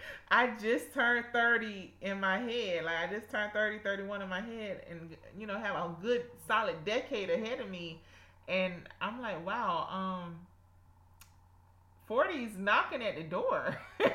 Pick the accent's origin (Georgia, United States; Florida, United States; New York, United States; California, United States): Georgia, United States; South; accent: South Georgia; my South Georgia accent